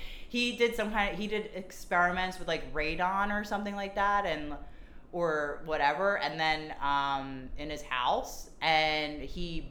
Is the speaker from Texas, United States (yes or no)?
no; Lansdowne, Pennsylvania, United States; also born or lived in Cincinnati, Ohio; I'm from Lansdowne, Pennsylvania, which is a small suburb of Philadelphia